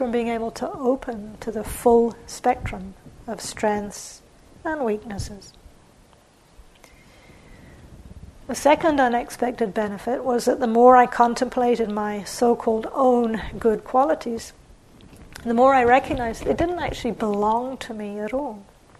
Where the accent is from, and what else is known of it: England, United Kingdom; born or raised there; also born or lived in New Zealand